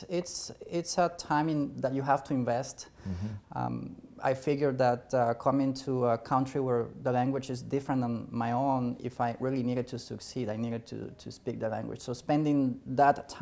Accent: Bolivia; English is a second language; also born or lived in Brazil / Portugal; now in Virginia, United States; I am from Bolivia originally

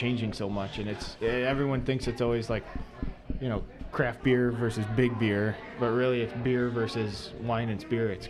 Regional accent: Buffalo, New York, United States; we're from Buffalo

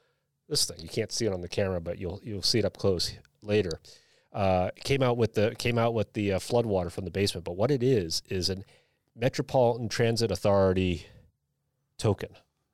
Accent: Boston, Massachusetts, United States; growing up in Boston

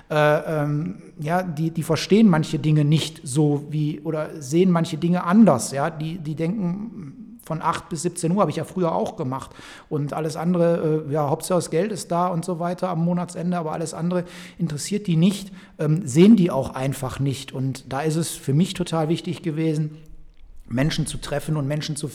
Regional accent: Velbert, North Rhine-Westphalia, Germany; Wir sitzen in Felbert. Ich bin in Felbert geboren, bin in Felbert zur Schule gegangen.

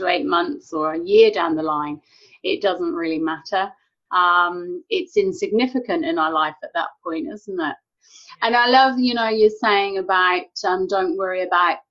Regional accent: England, United Kingdom; now in New Zealand; I'm from England originally. I live in New Zealand now.

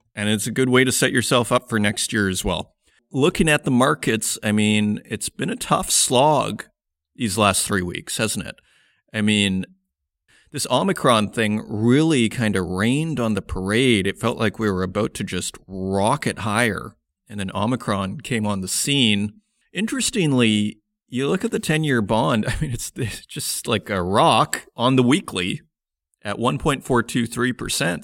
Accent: Saskatoon, Saskatchewan, Canada; now in Germany; I am a North American. I'm from Canada, Saskatoon, Saskatchewan

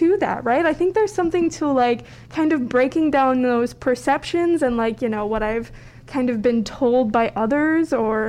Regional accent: Valparaiso, Indiana, United States; growing up in Valparaiso

